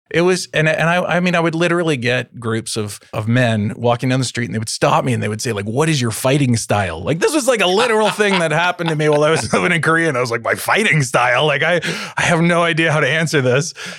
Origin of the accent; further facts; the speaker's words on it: Toronto, Ontario, Canada; growing up in Toronto, in Canada, and being white